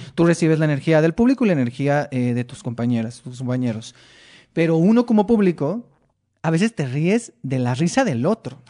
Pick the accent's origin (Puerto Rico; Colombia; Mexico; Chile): Mexico; Mexicali, Baja California; moved away as an adult; now in Mexico City, Mexico; Yo soy de Mexicali